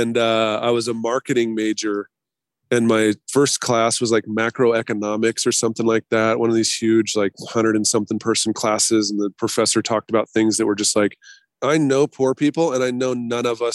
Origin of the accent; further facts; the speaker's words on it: Boise, Idaho, United States; now in Bay Area, United States; I'm from Boise originally